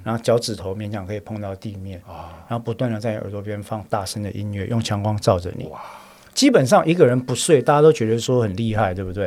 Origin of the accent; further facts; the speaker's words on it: Taiwan; 我是台湾人嘛